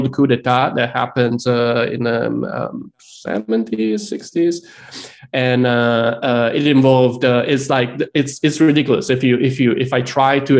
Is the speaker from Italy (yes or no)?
yes; Italy; moved away as an adult; now in United States; I grew up in Italy, and I just moved to the United States like 15 years ago